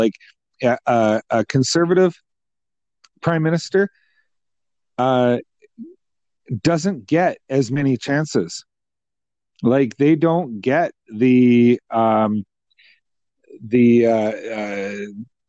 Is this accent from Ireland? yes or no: no; Canada; a Canadian taxpayer and someone who loves their country